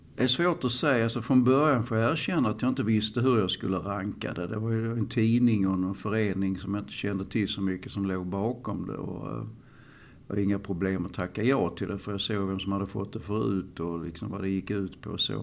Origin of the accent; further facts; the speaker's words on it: Malmö, Skåne, Sweden; i Malmö överhuvudtaget. För att här är jag uppväxt.